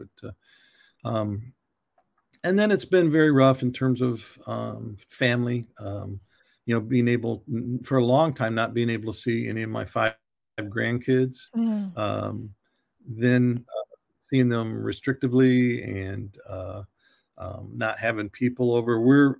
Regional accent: Michigan, United States; I grew up in Michigan and you know, had people living with us and staying with us at all different times.

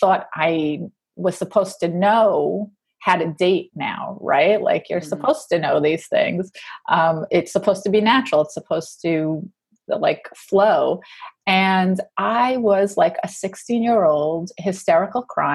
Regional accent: New York, United States; I'm a New Yorker

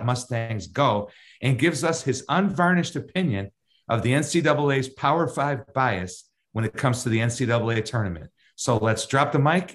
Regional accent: Chicago, Illinois, United States; now in Dallas, United States; growing up in Chicago

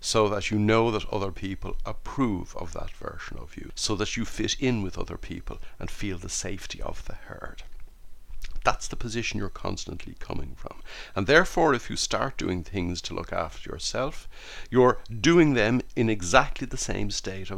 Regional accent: Ireland; born or raised there

